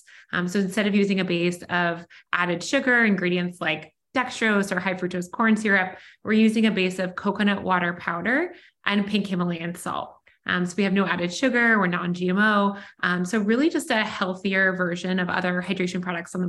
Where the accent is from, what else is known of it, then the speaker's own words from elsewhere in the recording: Washington, District of Columbia, United States; also born or lived in Pennsylvania; I grew up in Washington, D.C. and went to the University of Pennsylvania for college